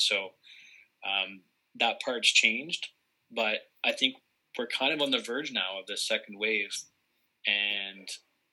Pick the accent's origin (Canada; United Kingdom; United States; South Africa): Canada; Barrie, Ontario; my hometown of Barrie, Ontario